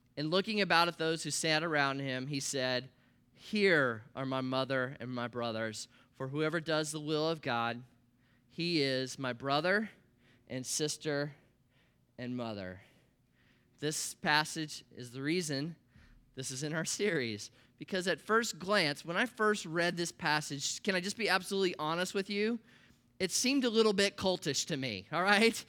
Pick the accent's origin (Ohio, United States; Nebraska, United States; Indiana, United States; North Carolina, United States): Nebraska, United States; Columbus; I grew up in Nebraska in the Midwest. That's where I was born, a little town called Columbus, twenty thousand people